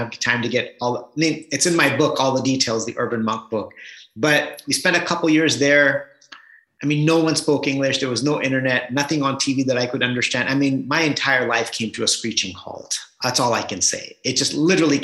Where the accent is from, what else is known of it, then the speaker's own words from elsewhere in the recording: Southern California, United States; I grew up in Southern California. My parents migrated from India to the US in 1980